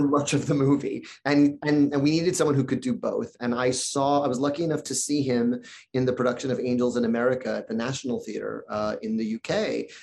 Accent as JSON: {"language": "English", "town": "New York City", "region": "New York", "country": "United States", "tie": "born or raised there", "said": "When you grow up in New York City"}